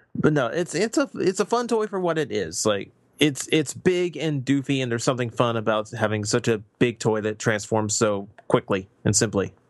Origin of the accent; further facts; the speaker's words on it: United States; being American